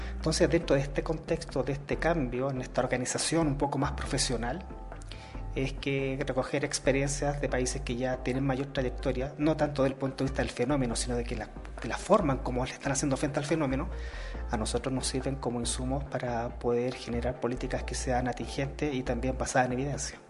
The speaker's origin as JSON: {"language": "Spanish", "country": "Chile"}